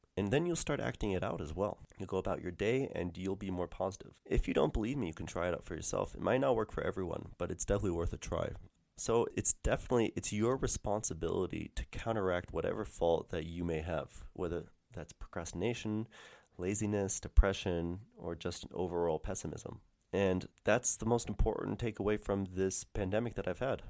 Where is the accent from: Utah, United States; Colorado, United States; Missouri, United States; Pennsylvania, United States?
Missouri, United States; St. Louis; moved away; back in my hometown in Saint Louis